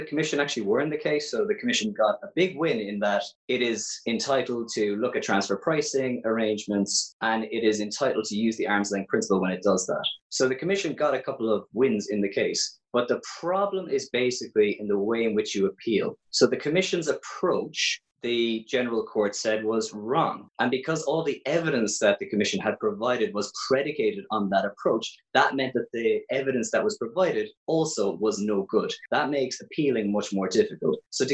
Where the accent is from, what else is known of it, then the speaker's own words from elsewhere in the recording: Cork, Munster, Ireland; you can probably tell from my accent, I'm from Ireland. I'm actually from Cork